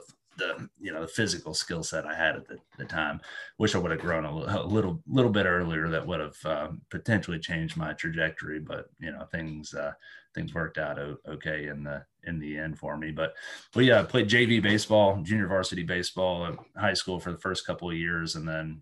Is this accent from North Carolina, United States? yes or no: yes; Western North Carolina, United States; moved away as an adult; also born or lived in Columbia, South Carolina / Philadelphia / New York; now in London, United Kingdom; Spent my childhood there with my younger brother Mitchell, my older sister Cassidy, and then went off to college, University of North Carolina